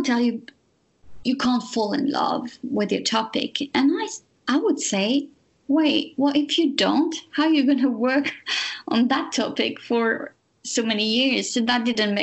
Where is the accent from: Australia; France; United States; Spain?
France; English is a second language; moved away; I'm French.